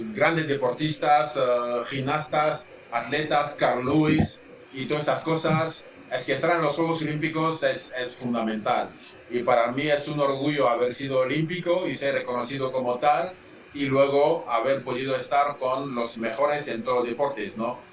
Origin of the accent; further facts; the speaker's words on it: Central African Republic; moved away as an adult; also born or lived in United States / Ferrol, Spain; yo salí de la República Centroafricana para ir a estudiar a Estados Unidos